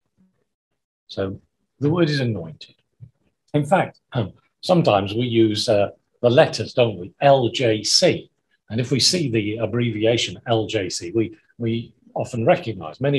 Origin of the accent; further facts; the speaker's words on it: Wales, United Kingdom; when I grew up in Wales